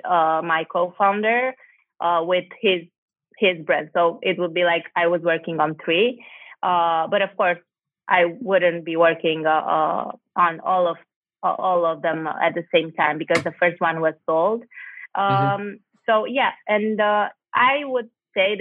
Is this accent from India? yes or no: no; Cluj-Napoca, Cluj County, Romania; moved away; I'm from Cluj-Napoca originally